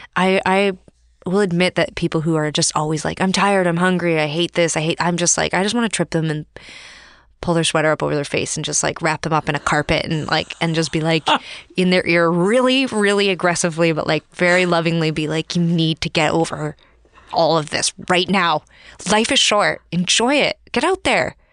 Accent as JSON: {"language": "English", "town": "Calgary", "region": "Alberta", "country": "Canada", "tie": "born or raised there", "said": "I grew up in Calgary, Alberta."}